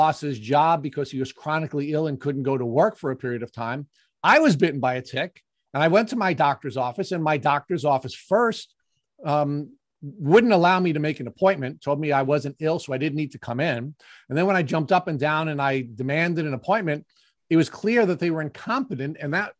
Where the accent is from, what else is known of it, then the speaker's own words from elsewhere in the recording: Long Island, New York, United States; an almost native Long Islander. I've been living here since I'm 2 years old.